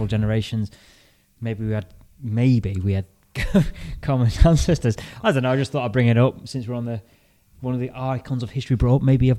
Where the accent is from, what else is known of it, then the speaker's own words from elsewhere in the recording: Lincolnshire, East Midlands, United Kingdom; we're both from Lincolnshire, so I think I have a common ancestry.